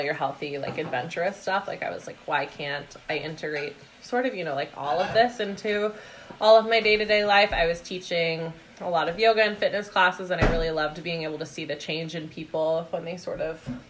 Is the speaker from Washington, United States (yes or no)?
yes; Vashon, Washington, United States; I grew up on Vashon Island in Washington